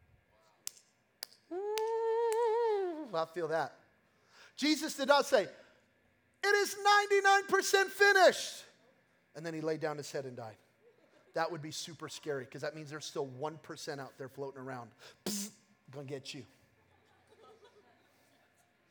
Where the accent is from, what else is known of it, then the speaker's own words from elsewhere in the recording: Belen, New Mexico, United States; I'm from New Mexico, okay? And I'm from Belen, New Mexico. And we're hunters, we're farmers, we're gatherers. And so we're not like you city folk, okay? And so growing up, we had chickens.